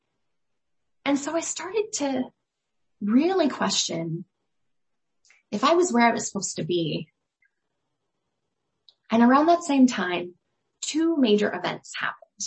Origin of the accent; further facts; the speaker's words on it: Scottsdale, Arizona, United States; I was born in Scottsdale, Arizona